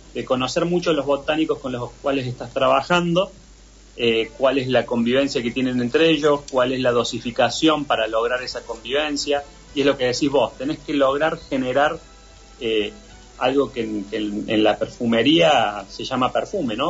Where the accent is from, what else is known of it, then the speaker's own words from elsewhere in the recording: Argentina; nosotros como, como argentinos